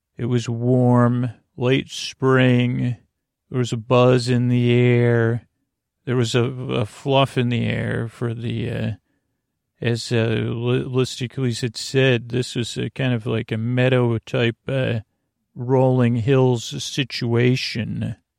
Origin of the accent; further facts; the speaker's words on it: Syracuse, New York, United States; moved away; I grew up in Syracuse, New York, and we have our childhood home